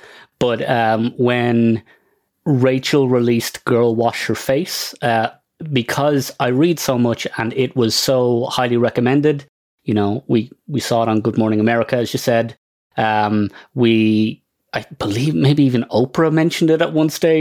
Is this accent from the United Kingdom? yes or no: no; Ireland; now in Toronto, Canada; Clearly, I'm not from Toronto originally. I'm from Ireland.